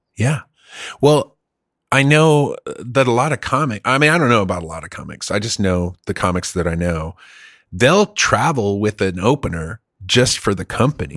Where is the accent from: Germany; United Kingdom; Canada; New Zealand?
Germany; moved away; I grew up in Germany